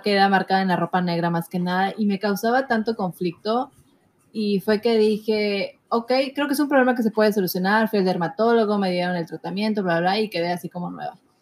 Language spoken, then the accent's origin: Spanish; Mexico; todos somos morenos, somos mexicanos